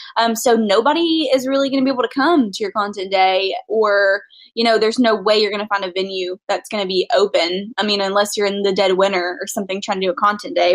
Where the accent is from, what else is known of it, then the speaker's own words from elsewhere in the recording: Nashville, Tennessee, United States; I'm from Nashville